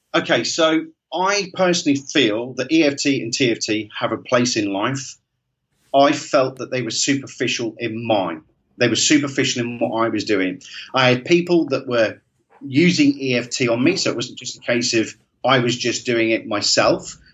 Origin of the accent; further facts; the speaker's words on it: Great Yarmouth, East of England, United Kingdom; I'm from Great Yarmouth originally